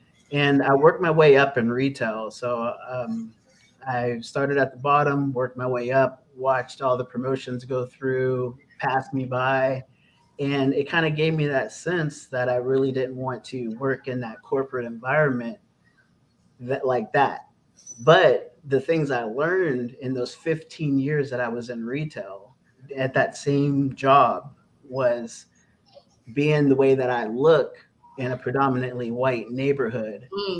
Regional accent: Austintown, Ohio, United States; also born or lived in Youngstown, Ohio; At the age of six, I moved out to Austintown. My family moved me out to Austintown, which is a predominantly white suburb in Youngstown.

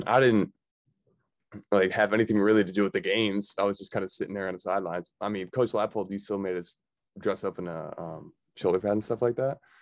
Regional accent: Victor, New York, United States; also born or lived in Buffalo, New York; I grew up in Victor, New York.

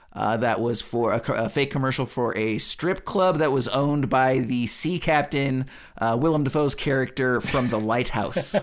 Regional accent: United States; as an American

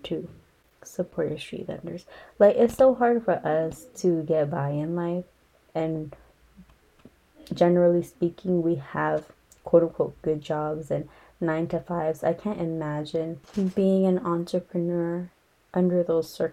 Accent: Los Angeles, California, United States; also born or lived in San Fernando Valley, California; I grew up in Echo Park, Elysian Park, and it used to be a rough area.

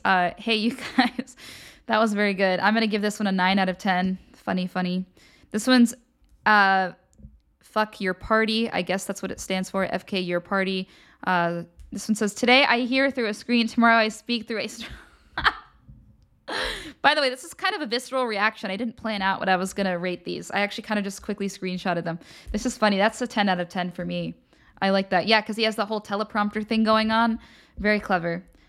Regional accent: Pennsylvania, United States; I'm from Pennsylvania

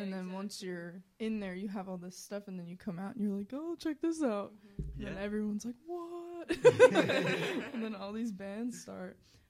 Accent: Interboro, Delaware County, Pennsylvania, United States; I'm from Interboro.

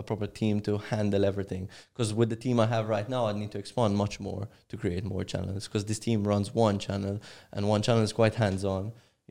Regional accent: Cyprus; I'm from Cyprus.

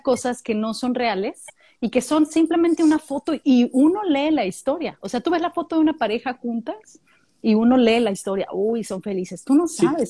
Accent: Mexico; moved away as an adult; now in Australia; nosotros como mexicanos cuando viví en México

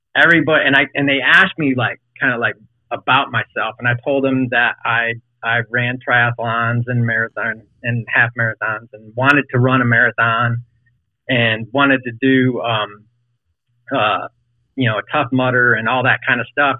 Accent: Fort Mill, South Carolina, United States; now in Richmond, United States; I'm from Charlotte, um, well, just south of Charlotte and Fort Mill, in the mill.

